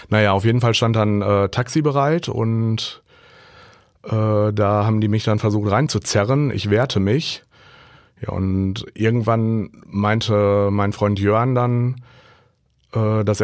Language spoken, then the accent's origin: German; Hagen, North Rhine-Westphalia, Germany; born there; Ich bin gebürtiger Hagener